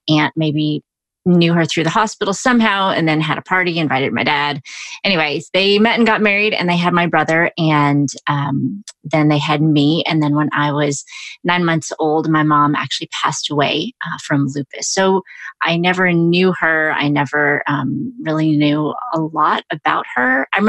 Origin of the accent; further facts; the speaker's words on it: Brownsville, Texas, United States; moved away; also born or lived in Chicago; growing up in Brownsville, because I did just blend in with everybody.